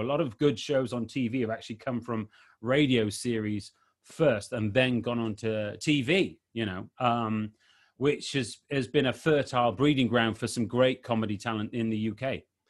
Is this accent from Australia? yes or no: no; Wales, United Kingdom; I'm from Wales, which is one of the countries